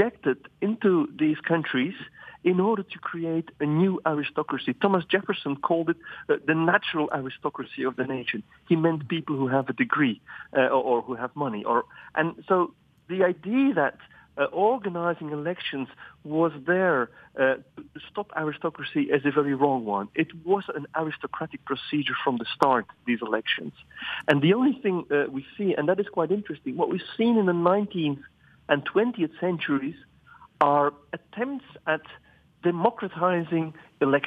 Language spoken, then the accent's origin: English; Flemish countryside, Flanders, Belgium; I grew up on the Flemish countryside